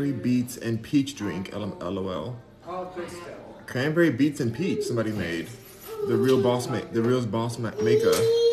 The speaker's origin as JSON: {"language": "English", "country": "United States", "said": "I'm American"}